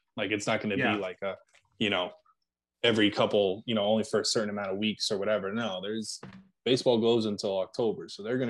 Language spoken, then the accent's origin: English; Scranton, Pennsylvania, United States; my hometown here up in Scranton.